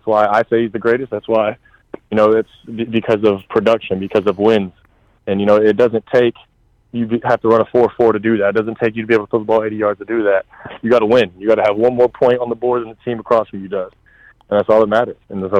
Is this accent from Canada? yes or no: no; Tampa, Florida, United States; I grew up in Tampa.